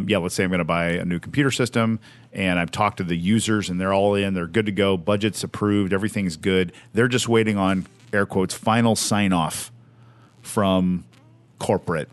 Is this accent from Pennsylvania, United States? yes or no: no; Evansville, Indiana, United States; I'm from Evansville, Indiana, small town, southern Indiana, on the border of Kentucky